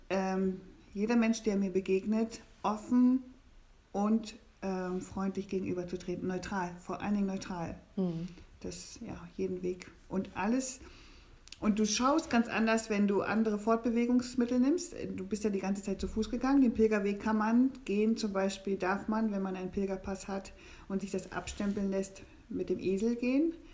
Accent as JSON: {"language": "German", "region": "East Germany", "country": "Germany", "tie": "born or raised there", "said": "Ich bin sehr dankbar, ich bin im Osten groß geworden und äh, in diesem Sozialismus, auch da habe ich viel gelernt."}